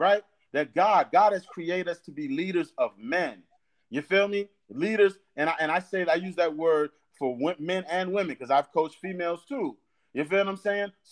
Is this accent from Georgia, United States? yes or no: no; Fort Lauderdale, Florida, United States; now in Danville, United States; growing up in Fort Lauderdale, Florida